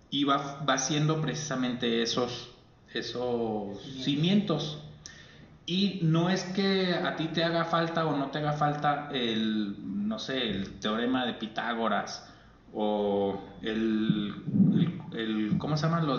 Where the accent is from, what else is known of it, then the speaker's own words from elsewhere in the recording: Mexico; porque soy mexicano.